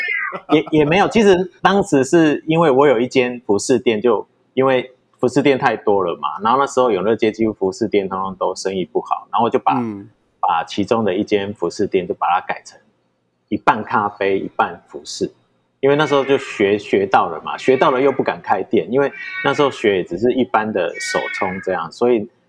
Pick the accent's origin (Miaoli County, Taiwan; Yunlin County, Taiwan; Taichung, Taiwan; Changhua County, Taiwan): Changhua County, Taiwan; 回来我们彰化这边的时候，其实我那时候在永乐街上面，我也有四家店